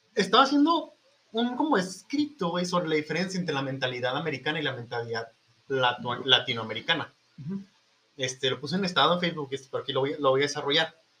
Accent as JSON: {"language": "Spanish", "country": "Mexico"}